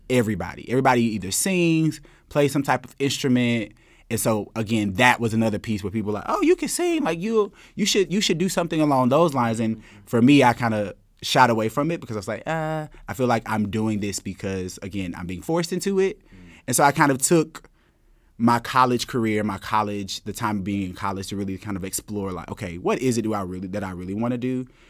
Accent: Thomaston, Georgia, United States; moved away as an adult; also born or lived in Atlanta, Georgia; now in New York City, United States; growing up in Thomaston

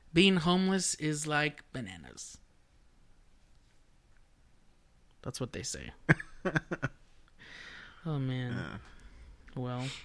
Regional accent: Dallas, Texas, United States; I'm from Texas, y'all. Come from a city called Dallas, Texas.

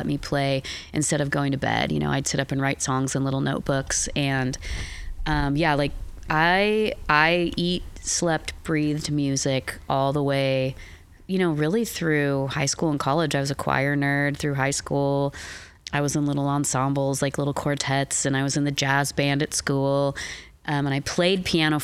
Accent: Eugene, Oregon, United States; now in Portland, United States; I grew up in Eugene, Oregon

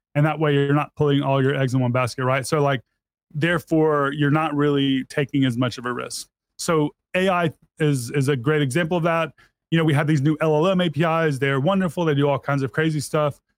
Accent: Mississippi, United States; I was born and raised in Mississippi

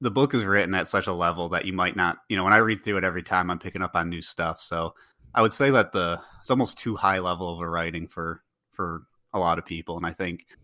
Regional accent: United States; born or raised there

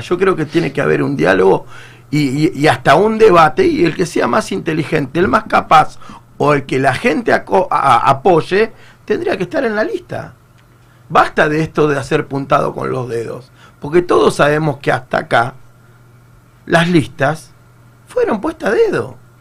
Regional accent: Argentina; also born or lived in Tres de Febrero, Buenos Aires; todos somos argentinos

